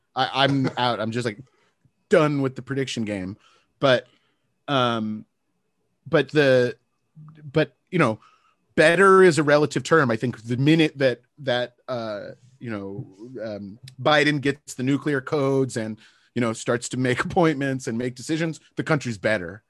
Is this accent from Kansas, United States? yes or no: no; Santa Barbara, California, United States; moved away as an adult; It's my hometown.